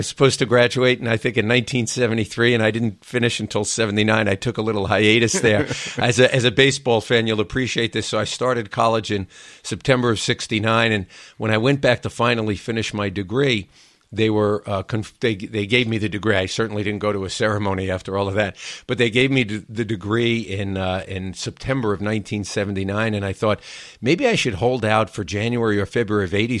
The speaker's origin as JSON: {"language": "English", "town": "New York City", "region": "New York", "country": "United States", "tie": "born or raised there", "said": "I grew up in Queens, in New York City, one of the outer boroughs."}